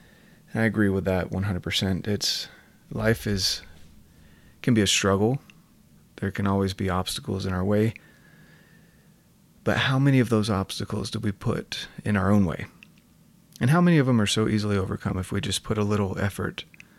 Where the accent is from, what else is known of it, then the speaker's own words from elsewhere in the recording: North Carolina, United States; moved away as an adult; now in Utah, United States; I'm from North Carolina originally. Came out to Utah and didn't really enjoy the dryness. I was here for college and kind of stuck in the city.